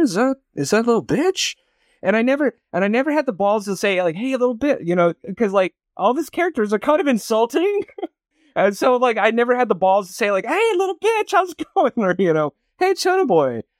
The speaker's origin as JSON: {"language": "English", "town": "Barstow", "region": "California", "country": "United States", "tie": "born or raised there", "said": "my hometown, um, Barstow, California"}